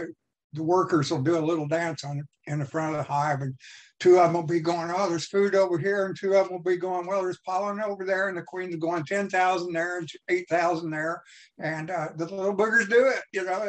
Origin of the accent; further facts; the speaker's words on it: Washington, District of Columbia, United States; born there; also born or lived in Virginia; now in Missouri, United States; I was born in Washington, D.C. My father was an FBI agent, and I came from Virginia home to Missouri.